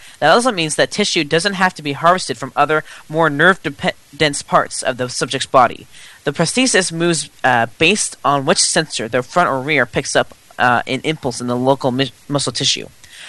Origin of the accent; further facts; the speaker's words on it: United States; I'm too American, okay?